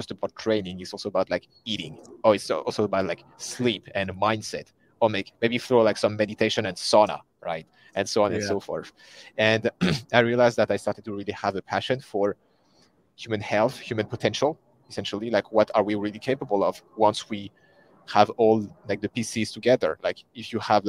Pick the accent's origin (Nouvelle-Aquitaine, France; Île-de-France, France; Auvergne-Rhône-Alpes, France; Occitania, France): Île-de-France, France; close to Paris; English is a second language; also born or lived in Sweden; So born and raised in France, close to Paris, so the capital city